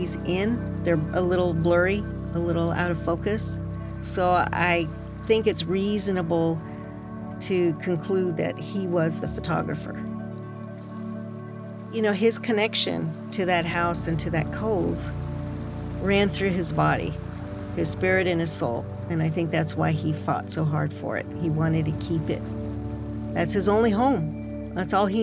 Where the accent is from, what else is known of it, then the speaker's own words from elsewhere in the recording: Napa, California, United States; also born or lived in San Francisco / Berkeley; I grew up in Napa